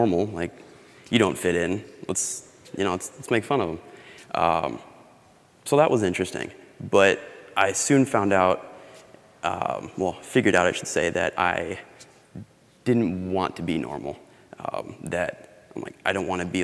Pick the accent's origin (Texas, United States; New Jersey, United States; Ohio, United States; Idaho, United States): Idaho, United States; Boise; moved away; I am from Boise, Idaho.